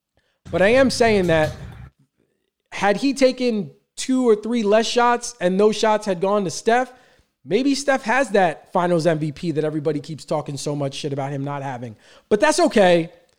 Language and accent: English; New York City, New York, United States; I grew up in Staten Island. You have to have a car in Staten Island.